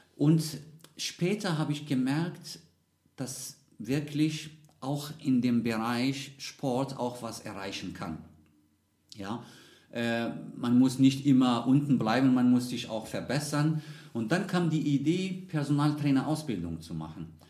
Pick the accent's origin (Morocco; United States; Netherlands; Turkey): Morocco; Casablanca, Casablanca-Settat; German is a second language; moved away as an adult; now in Munich, Germany; ich bin in Casablanca geboren und aufgewachsen